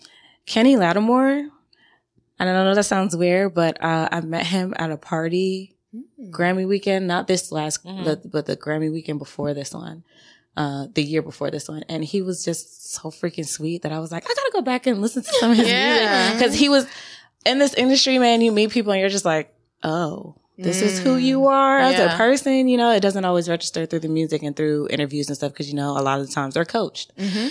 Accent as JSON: {"language": "English", "country": "Jamaica", "said": "I'm also Jamaican, so I listen to a lot of reggae."}